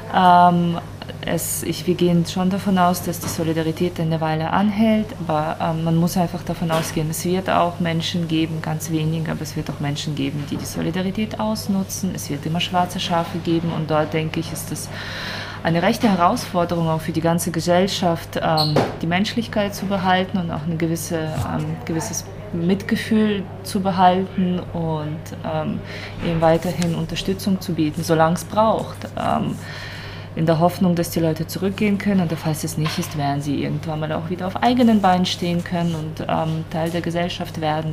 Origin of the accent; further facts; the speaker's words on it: Ukraine; now in Basel, Switzerland; als Ukrainerin